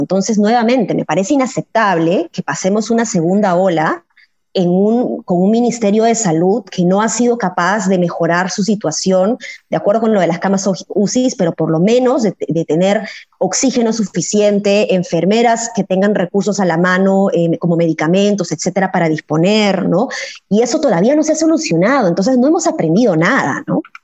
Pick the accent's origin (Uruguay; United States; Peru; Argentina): Peru; Como, como peruana, como ciudadana